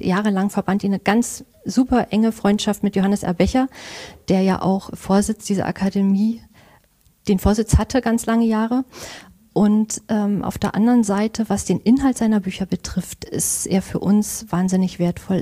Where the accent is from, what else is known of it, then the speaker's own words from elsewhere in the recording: Angermünde, Brandenburg, Germany; moved away as an adult; weil es meine Heimat ist. Also ich mag die Uckermark sehr, ich mag auch Angermünde.